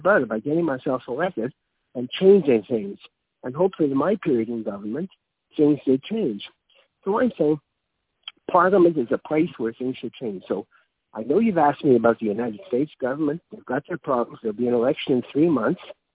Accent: Canada; I'm a Canadian

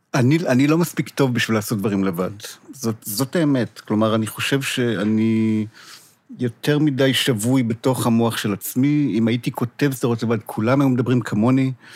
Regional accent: Israel; אני ישראלי

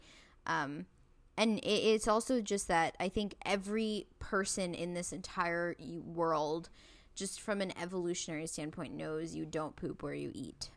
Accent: India; I'm from India

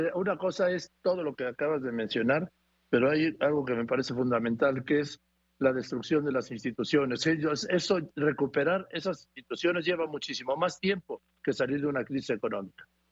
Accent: Mexico; also born or lived in Madrid, Spain; yo nací en Madrid, soy mexicano, pero nací en Madrid

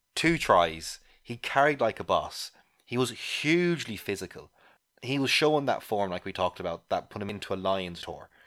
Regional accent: Ireland; as an Irish person

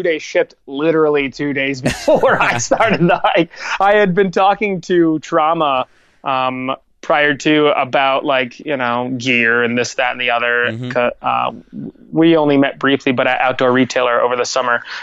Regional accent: Lewisburg, United States; My hometown of Lewisburg has this really awesome old Art Deco vintage theater

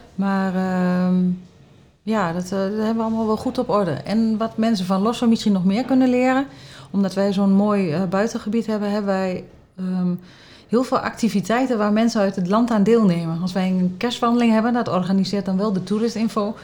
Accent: Haaksbergen, Overijssel, Netherlands; moved away as an adult; also born or lived in Enschede; now in Losser, Netherlands; Ik kom oorspronkelijk uit Haaksberg, ook een dorp

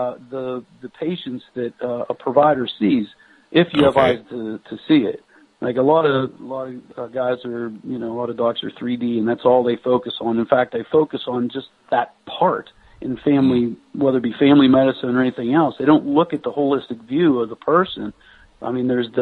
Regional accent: Pennsylvania, United States; moved away as an adult; also born or lived in New Mexico; I'm originally from Pennsylvania

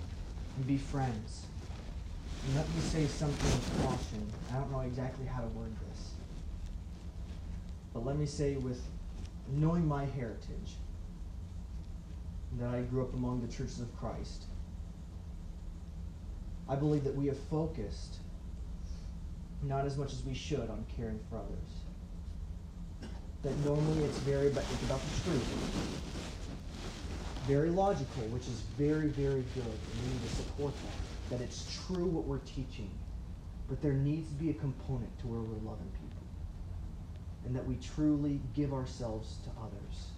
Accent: near Chicago, Illinois, United States; moved away; also born or lived in Romania; I used to work on cars when I grew up near Chicago

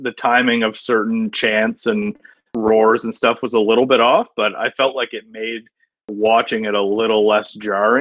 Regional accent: Canada; being a Canadian sports fan

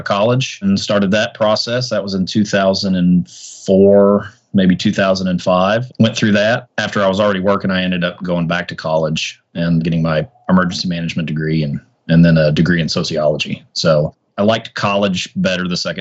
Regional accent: Arlington, Texas, United States; also born or lived in Tennessee / Dallas; I was born in Tennessee, lived there till I was 10. We moved to Arlington, Texas after that. I've been there ever since

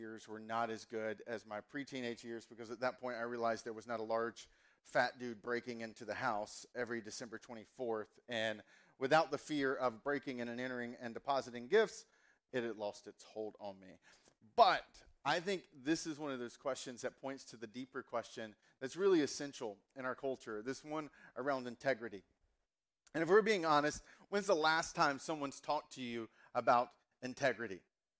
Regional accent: the South, United States; accent: Southern; So I grew up in the South, and so kind of we've got, like, I grew up, my accent was very much honey boo boo.

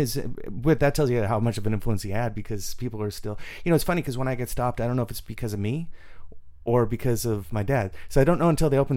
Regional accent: San Jose, California, United States; I was born in San Jose

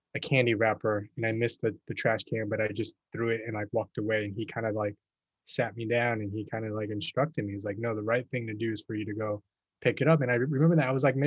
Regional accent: Texas, United States; moved away as an adult; also born or lived in New York; I grew up in Texas

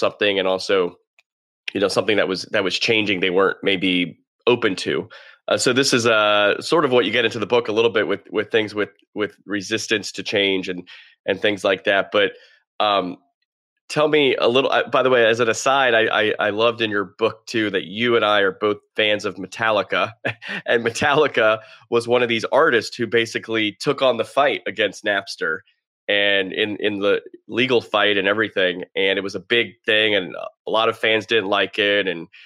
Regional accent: Fort Lauderdale, Florida, United States; I grew up in Fort Lauderdale

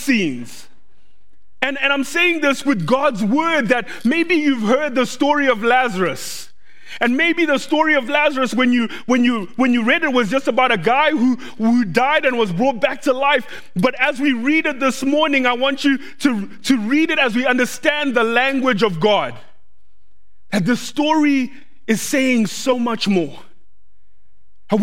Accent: Zimbabwe; English is a second language; now in Doylestown, United States; When I was growing up in Zimbabwe, when I was about five years old

